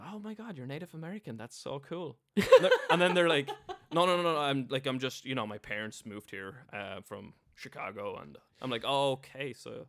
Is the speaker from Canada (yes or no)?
no; Wexford, Leinster, Ireland; I'm from Wexford, you're from Limerick, all of 200 miles away from each other, and you're territorial about that, you know what I mean?